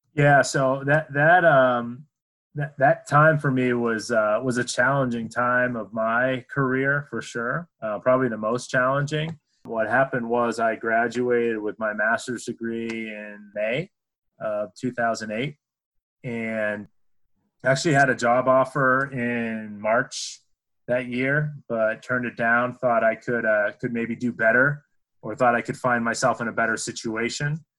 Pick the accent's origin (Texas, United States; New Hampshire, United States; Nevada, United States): New Hampshire, United States; moved away; I grew up in New Hampshire